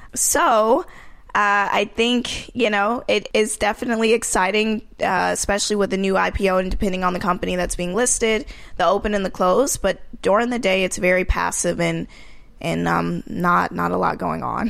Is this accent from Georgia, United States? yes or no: yes; Marietta, Georgia, United States; moved away as an adult; also born or lived in New York; I came from Georgia, Marietta, Georgia, which is the suburbs of Atlanta